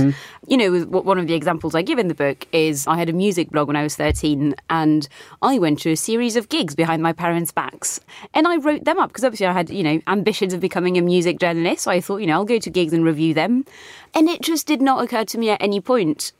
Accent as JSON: {"language": "English", "country": "France", "tie": "born or raised there", "also_born_or_lived": "Britain", "moved": "yes", "lives_now": "United Kingdom", "said": "I grew up in France"}